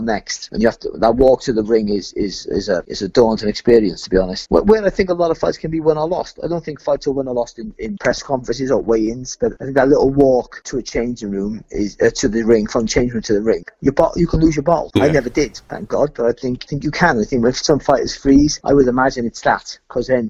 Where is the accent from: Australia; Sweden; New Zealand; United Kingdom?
United Kingdom; Cardiff, Wales; I'm from Cardiff